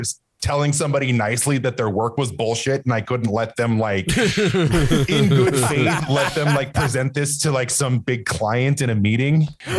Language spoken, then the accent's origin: English; Provo, Utah, United States; now in Salt Lake City, United States; I grew up in the belly of the beast. I am from Provo, Utah. And I grew up walking distance from Brigham Young University on the east side of a beautiful Provo.